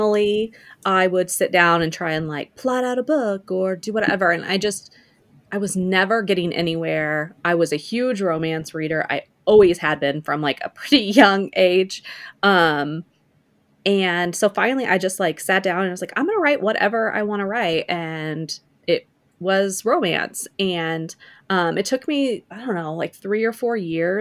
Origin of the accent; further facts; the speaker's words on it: rural Missouri, United States; moved away as an adult; I grew up in the Midwest in Missouri, a small town in rural Missouri